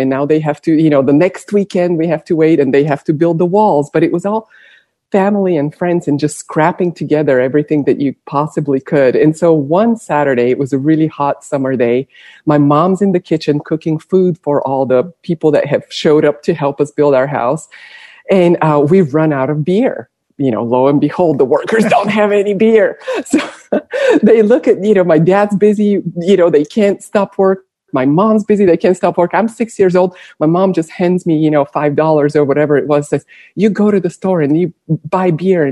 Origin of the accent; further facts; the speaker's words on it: Bulgaria; now in United States; I grew up in Bulgaria.